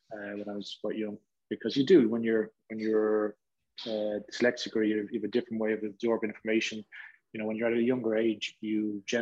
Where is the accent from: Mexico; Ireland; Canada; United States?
Ireland; near Ashbourne, County Meath, Leinster; I grew up there.